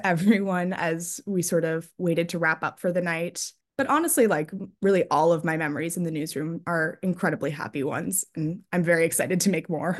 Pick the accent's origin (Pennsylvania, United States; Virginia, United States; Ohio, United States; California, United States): Pennsylvania, United States; Newtown; I'm from Newtown, Pennsylvania